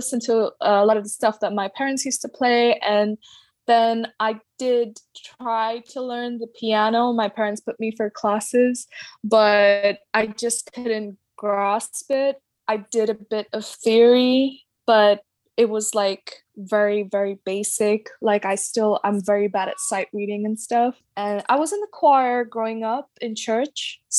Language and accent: English; Dubai, United Arab Emirates; also born or lived in Mangalore, India; now in London, United Kingdom; Yeah, I'm from Mangalore, India. That's with an M. And I grew up in Dubai, and now I'm currently based in London.